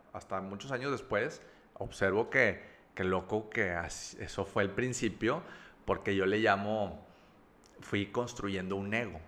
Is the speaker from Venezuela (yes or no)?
no; Monterrey, Nuevo León, Mexico; also born or lived in Campeche / Veracruz; nací aquí en Monterrey, en la, en la ciudad de Monterrey. Eh, yo soy de Las Brisas